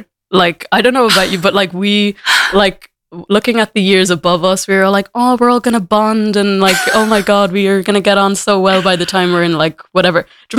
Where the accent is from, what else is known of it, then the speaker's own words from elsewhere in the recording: Dublin, Leinster, Ireland; also born or lived in United States / Kinsale, West Cork; was adopted and my dad is from Jamaica. So it's quite the mix. Yeah. So I grew up here in Ireland pretty much all my life. Grew up in Dublin for like 9 years and then moved down to West Cork.